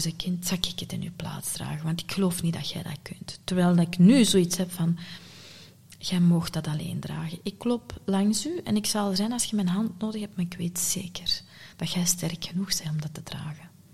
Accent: Sint-Niklaas, Flanders, Belgium; ik ben geboren en getogen in Sint-Niklaas

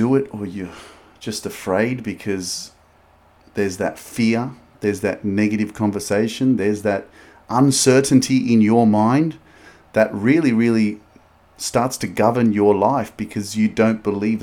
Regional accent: Sydney, New South Wales, Australia; also born or lived in Newcastle, Australia; I grew up in Sydney, Australia. I grew up in a suburb called Lakemba

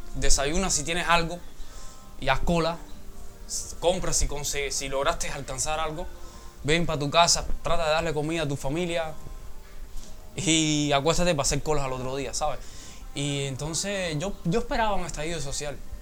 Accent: Cuba; yo como cubano, como joven que quiere un cambio

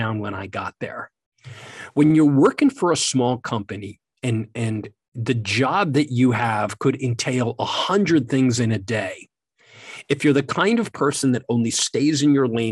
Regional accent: West Point, New York, United States; I grew up in West Point at the United States Military Academy

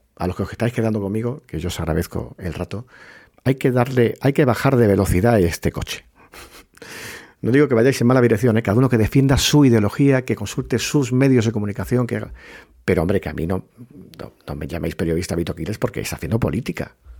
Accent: Puerto Real, Andalusia, Spain; moved away; cuando fui era pequeño, en mi pueblo, en Puerto Real, en la Bahía de Cádiz

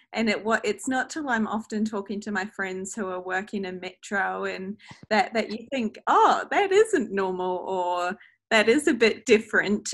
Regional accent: New Zealand; now in New South Wales, Australia; as you can hear in my voice, I'm from New Zealand originally

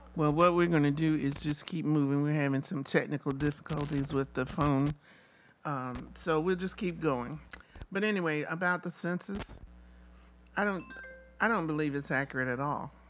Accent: the South, United States; moved away; I was born in the South

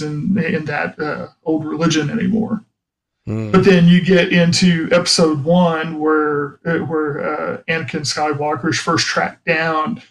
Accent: the South, United States; I'm a Southerner who's not a Southerner

